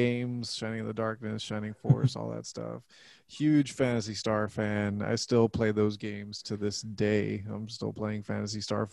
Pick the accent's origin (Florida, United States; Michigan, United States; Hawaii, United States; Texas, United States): Texas, United States; Laredo; now in San Antonio, United States; I'm from Laredo, which is only like 2.5 hours south from here